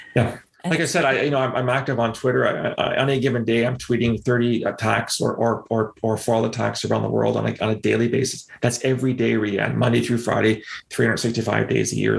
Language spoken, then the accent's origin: English; London, Ontario, Canada; in London, again, my hometown.